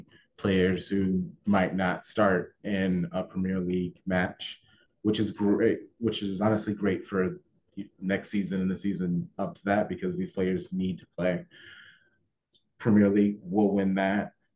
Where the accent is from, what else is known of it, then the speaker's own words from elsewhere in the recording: United States; I'm an American